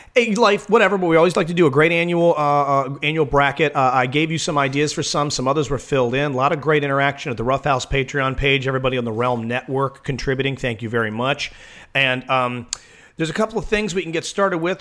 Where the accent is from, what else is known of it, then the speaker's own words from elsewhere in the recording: Waldorf, Maryland, United States; I can only be the second most popular person from Waldorf